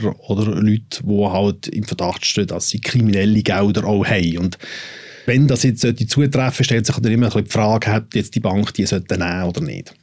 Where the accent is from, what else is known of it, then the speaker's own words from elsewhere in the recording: Switzerland; wir als betroffene Schweizer